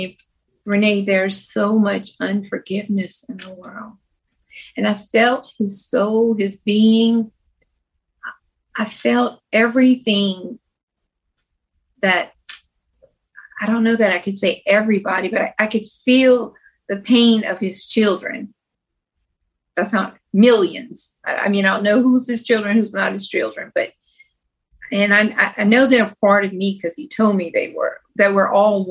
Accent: Louisiana, United States; We grew up in Louisiana when we were younger

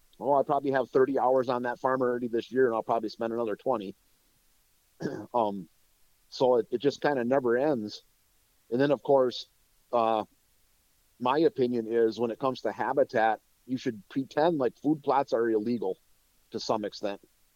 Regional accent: Wisconsin, United States; I'm from North Central Wisconsin. So where I used to live, the paper industry was huge.

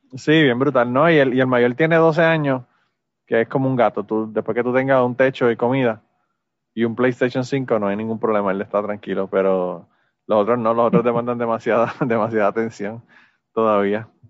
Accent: Puerto Rico; nosotros a veces somos boricuas

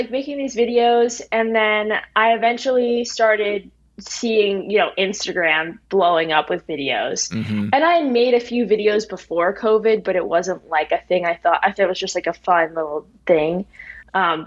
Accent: New Jersey, United States; moved away as an adult; also born or lived in Bloomington, Indiana; now in Los Angeles, United States; where I grew up in New Jersey

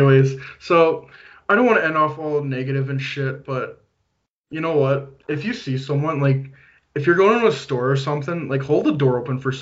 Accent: Canada; I'm from Canada

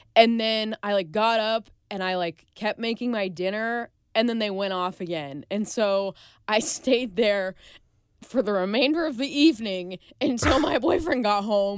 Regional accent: Overland Park, Kansas, United States; moved away; I grew up in Overland Park, which is kind of like a smaller portion of, like, Kansas City.

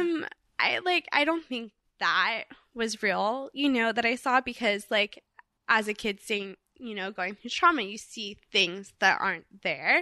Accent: Orange County, California, United States; when I was a little girl, I grew up in Orange County, California.

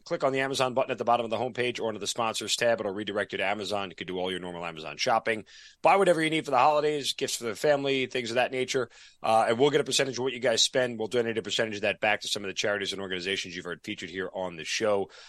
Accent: New York, United States; moved away; I'm a New Yorker

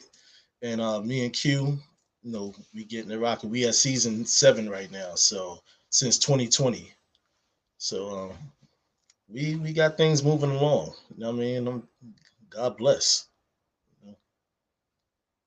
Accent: New York City, New York, United States; now in Cape May, United States; born and raised in Harlem, New York. Moved down, transitioned over to South Jersey, Cape May, in 1992.

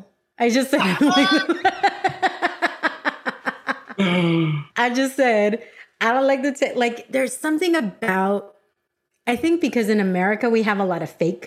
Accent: San Diego, California, United States; also born or lived in Dallas; I grew up in San Diego. Like, this is where I'm from. That's where I grew up. I lived in Dallas for a while, but came back to San Diego.

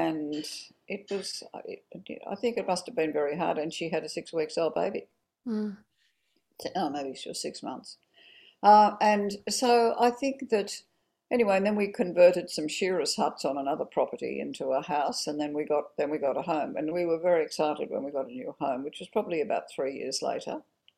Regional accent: Orange, New South Wales, Australia; born there; Well, I was born in Orange, and my father in 1941, and my father was away at the war.

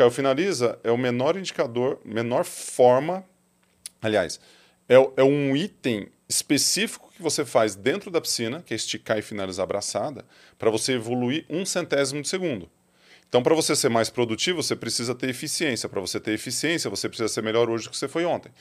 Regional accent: Ituverava, São Paulo, Brazil; also born or lived in Ribeirão Preto; Sou nascido em Ribeirão. O médico da minha mãe era de Ribeirão Preto, mas fui para fui para Ituverava bem cedo, bem cedo assim, tipo dois dias.

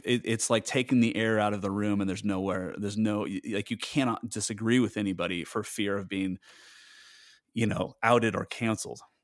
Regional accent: United States; moved away; as an American

